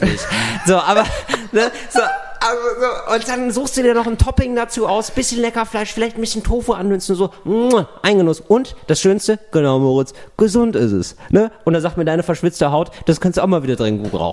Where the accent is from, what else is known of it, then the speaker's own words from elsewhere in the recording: West Germany, Germany; ich war ein Wessi